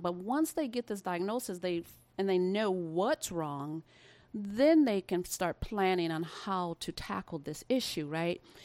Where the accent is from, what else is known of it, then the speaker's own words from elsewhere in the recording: Midwest of America, United States; I was actually born in the Midwest of America. um, and lived there for the majority of my life